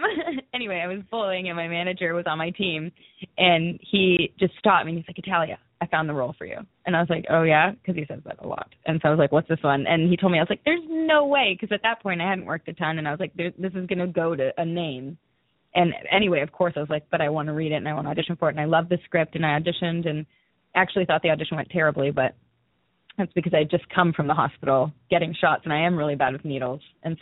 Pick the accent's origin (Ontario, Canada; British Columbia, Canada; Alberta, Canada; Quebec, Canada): Ontario, Canada; Newmarket; I'm from a small town, like an hour north of Toronto. It's called Newmarket.